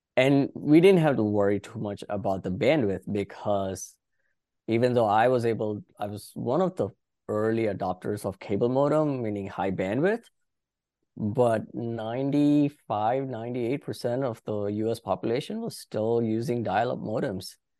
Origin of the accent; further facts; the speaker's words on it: India; moved away as an adult; now in Washington DC area, United States; I did my high school in India and did a couple of years of college in India.